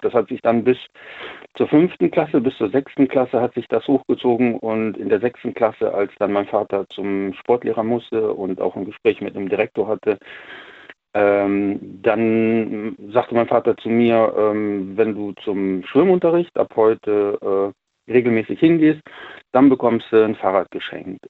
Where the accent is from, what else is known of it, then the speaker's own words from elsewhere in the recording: North Rhine-Westphalia, Germany; ich komme ja aus NRW